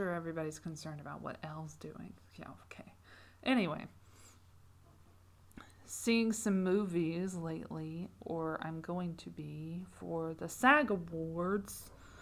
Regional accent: United Kingdom; As a Brit

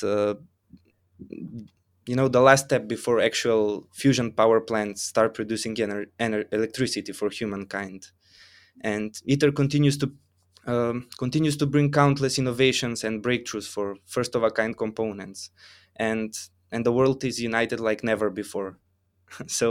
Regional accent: North Macedonia; I come from Macedonia.

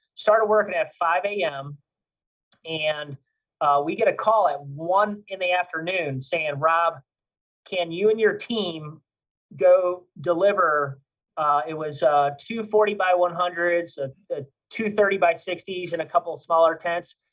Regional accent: Cleveland, Ohio, United States; moved away as an adult; now in Louisiana, United States; I'm actually from Cleveland, Ohio, and uh, I, I, moved down here to uh, Louisiana in 2007.

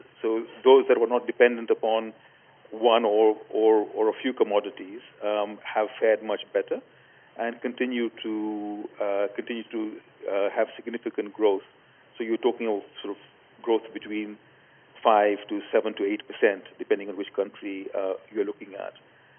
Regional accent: Kenya; now in Dubai, United Arab Emirates; I am from Kenya, that's home for me, although I'm currently living in Dubai

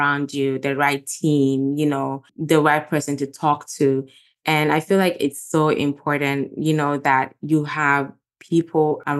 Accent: Gambia; moved away; growing up in Gambia, I'm a pastor's daughter

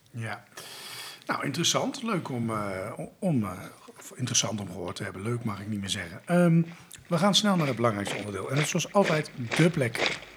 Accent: Friesland, Netherlands; als Fries voel ik daarin mee.

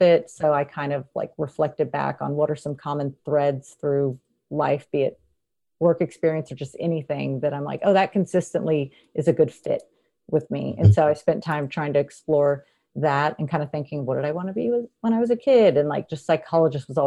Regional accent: North Texas, United States; also born or lived in San Antonio, Texas; I'm from North Texas

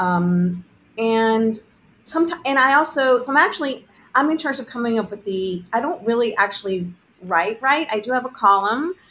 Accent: Augusta, Georgia, United States; I grew up in Augusta, Georgia

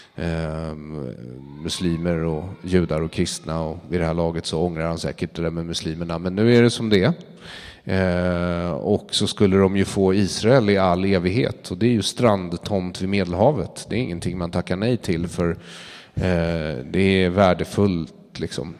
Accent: Sweden; jag är ju svensk också

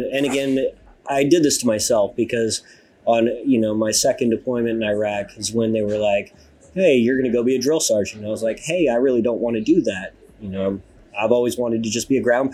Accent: Idaho, United States; moved away as an adult; I was a baby from Idaho

